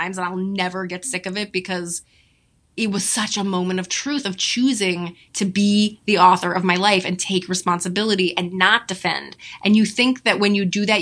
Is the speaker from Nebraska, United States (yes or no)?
no; New York, United States; I'm a Jew from New York.